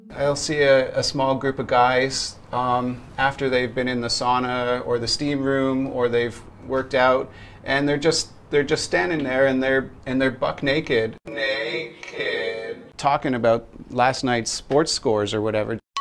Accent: Canada; now in Shanghai, China; from Canada

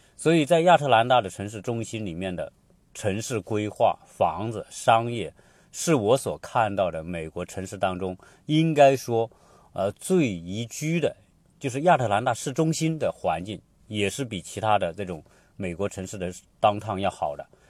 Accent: China; now in Atlanta, United States; 我们中国人

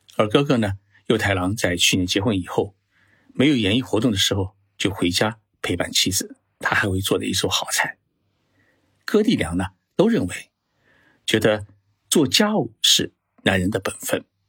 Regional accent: China; 我们中国人

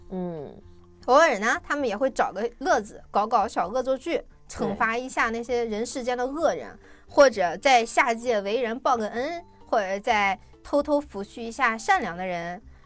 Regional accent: China; 我们中国人常常说大事化小，小事化了

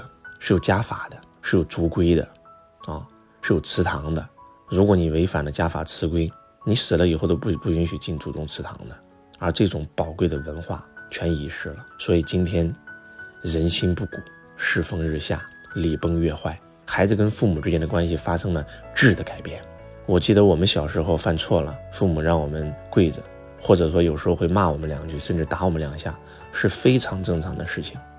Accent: China; 我们中国人都有这么一句话，

